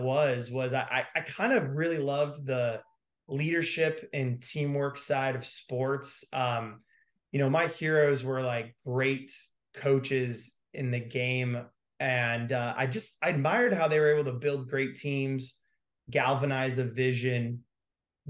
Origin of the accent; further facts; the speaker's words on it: Greensboro, North Carolina, United States; I was growing up in North Carolina